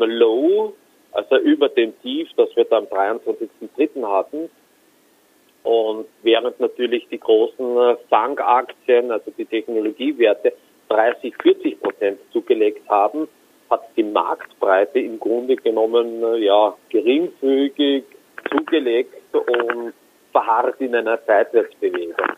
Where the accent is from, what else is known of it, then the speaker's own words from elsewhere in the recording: Austria; Ich komme aus Österreich